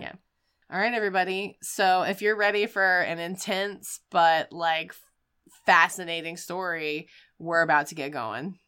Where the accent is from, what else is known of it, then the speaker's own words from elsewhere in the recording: Wilmington, North Carolina, United States; my hometown of Wilmington, North Carolina.